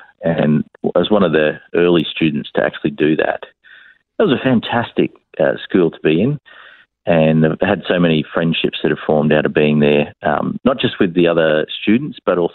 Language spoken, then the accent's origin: English; Brisbane, Queensland, Australia; born here in Brisbane. I was born in the Royal Brisbane Women's Hospital